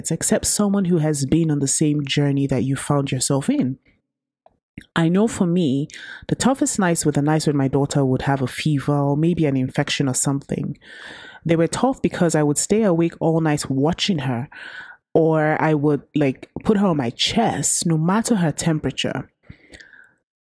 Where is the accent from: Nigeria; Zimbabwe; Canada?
Nigeria; Growing up in Nigeria